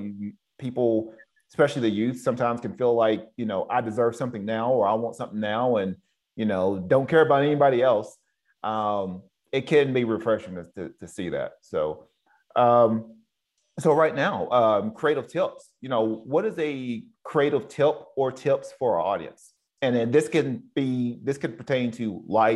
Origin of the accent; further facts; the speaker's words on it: the South, United States; now in West Coast, United States; I'm from the South, so we're raised up a little bit different than men out here on the West Coast